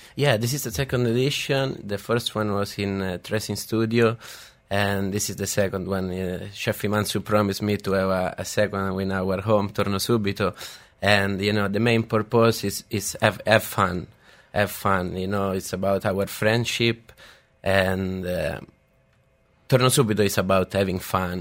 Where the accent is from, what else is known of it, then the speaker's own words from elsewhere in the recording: Rome, Lazio, Italy; moved away; I grew up in uh, in Rome. I came from Rome